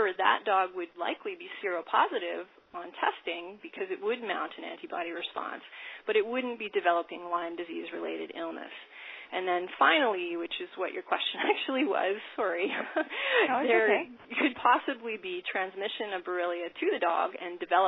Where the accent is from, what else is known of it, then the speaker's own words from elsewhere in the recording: Winnipeg, Manitoba, Canada; moved away as an adult; also born or lived in Saskatoon / United States; I'm from Winnipeg originally